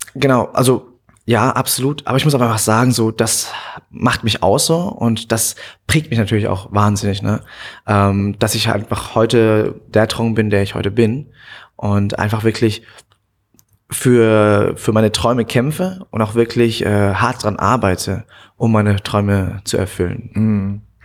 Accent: Münnerstadt, Bavaria, Germany; also born or lived in Bad Kissingen; ich bin geboren in Bad Kissingen, ähm, bin aber aufgewachsen im Asylheim in hm. Münnerstadt

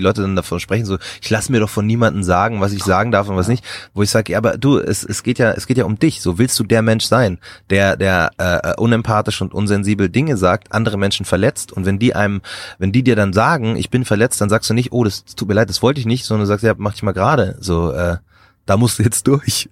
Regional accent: Markt Schwaben, Bavaria, Germany; ich bin in Bayern groß geworden, so auf dem, auf dem Land

